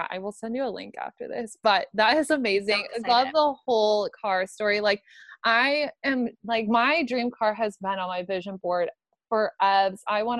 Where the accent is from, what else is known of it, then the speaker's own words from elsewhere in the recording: Omaha, Nebraska, United States; moved away; there is like a Land Rover Range Rover dealer in Omaha. So next time I'm in my hometown, I'll go test drive one.